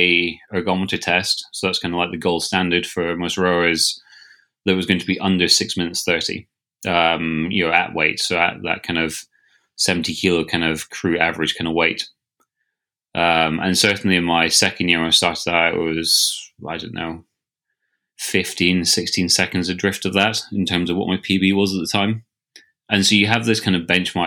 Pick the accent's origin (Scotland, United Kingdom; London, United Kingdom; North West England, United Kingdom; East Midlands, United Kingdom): Scotland, United Kingdom; I raced the home international regatta for Scotland, I guess my home country